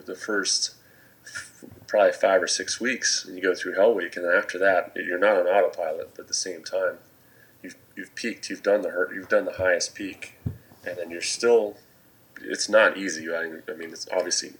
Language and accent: English; New England, United States; also born or lived in California; I went to a pretty small high school in New England, and it was a public high school. I actually moved from California to New England when I was in elementary school